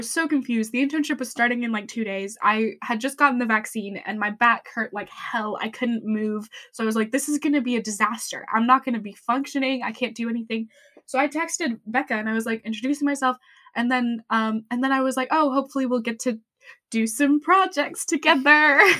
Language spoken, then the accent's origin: English; France; I don't know if I did, but I'm from